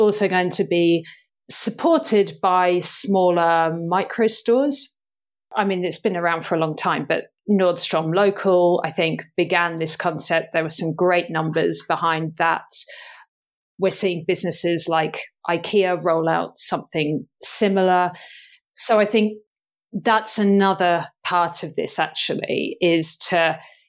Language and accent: English; United Kingdom; I'm thoroughly British